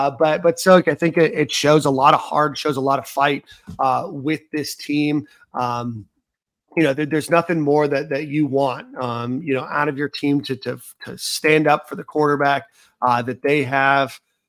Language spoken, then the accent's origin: English; Philadelphia, Pennsylvania, United States; Originally born and raised in Philadelphia.